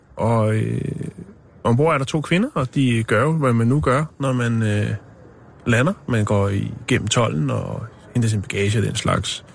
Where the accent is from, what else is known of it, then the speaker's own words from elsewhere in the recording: Copenhagen, Capital Region of Denmark, Denmark; Jeg er fra København